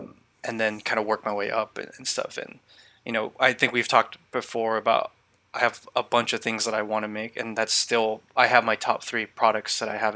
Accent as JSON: {"language": "English", "region": "California", "country": "United States", "tie": "born or raised there", "said": "I grew up in California. I pretty much lived here my entire life"}